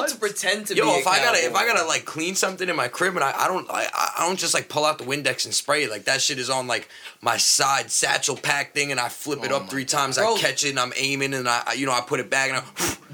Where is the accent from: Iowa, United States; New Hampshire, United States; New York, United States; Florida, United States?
New York, United States; Selden; I grew up in Selden